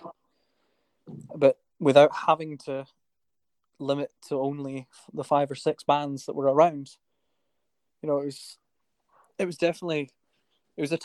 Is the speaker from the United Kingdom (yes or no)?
yes; Forres, Scotland, United Kingdom; my hometown where I was staying in Forest at the time